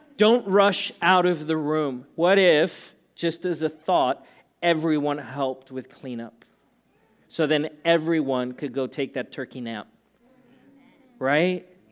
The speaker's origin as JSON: {"language": "English", "country": "South Africa", "tie": "born or raised there", "moved": "yes", "said": "I grew up in South Africa."}